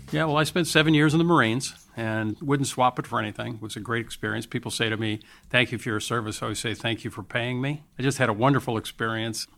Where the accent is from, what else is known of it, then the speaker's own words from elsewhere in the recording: United States; being an American.